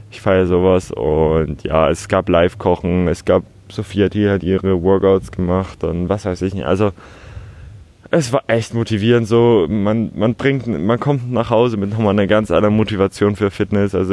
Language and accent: German; Hamburg, Germany; Bin aufgewachsen in Altona, Altonale jedes Jahr. Man kennt das Gedränge so ein bisschen.